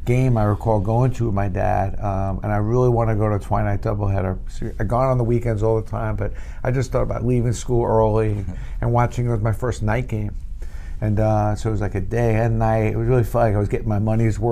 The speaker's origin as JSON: {"language": "English", "town": "New York City", "region": "New York", "country": "United States", "tie": "born or raised there", "said": "We grew up in Brooklyn"}